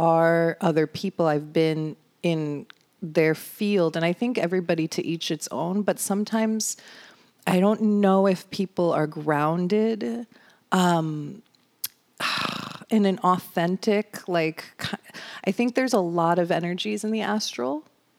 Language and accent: English; New York, United States; I grew up like in New York and like that, you know what I mean?